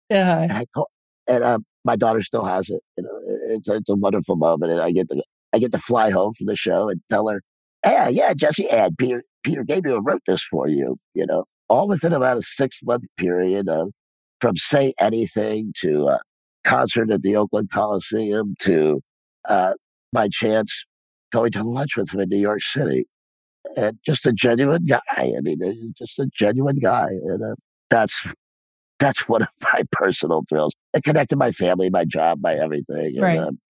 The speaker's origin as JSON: {"language": "English", "country": "Ireland", "said": "Film is also, and I'm Irish."}